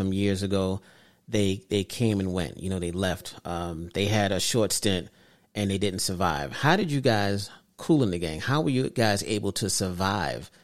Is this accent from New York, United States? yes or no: yes; New York City, New York, United States; I grew up in Brooklyn